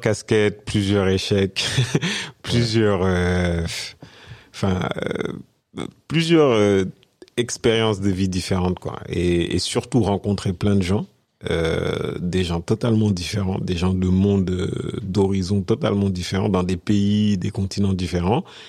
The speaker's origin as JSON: {"language": "French", "country": "France", "tie": "born or raised there", "also_born_or_lived": "Senegal", "moved": "as an adult", "said": "je suis né, je suis né au Sénégal. Je suis venu en France à l'âge de 6 ans. Et euh, 30 ans après mon arrivée en France, je suis retourné au Sénégal"}